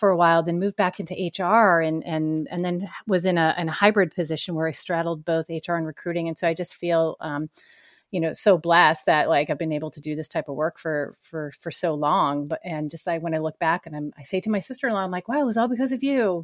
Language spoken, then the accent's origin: English; Danvers, Massachusetts, United States; moved away as an adult; also born or lived in San Francisco Bay Area; I grew up in a small town north of Boston, about twenty miles north called Danvers, Mass